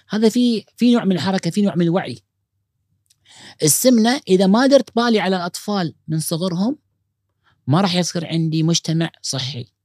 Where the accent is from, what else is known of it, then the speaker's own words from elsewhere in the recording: Kuwait; هذا متوسط العمر الادلت عندنا بالكويت